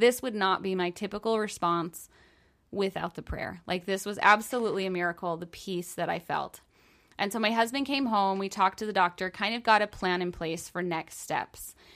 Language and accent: English; New York, United States; I'm from New York, and I went down to Disney World as an intern when I was in college